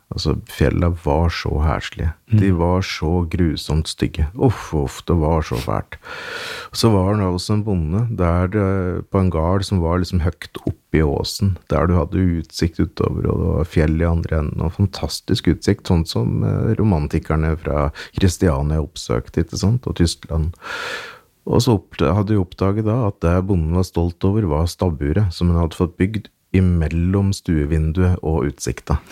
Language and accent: Norwegian; Hedmarken, Innlandet, Norway; born or raised there; accent: Hedmark dialect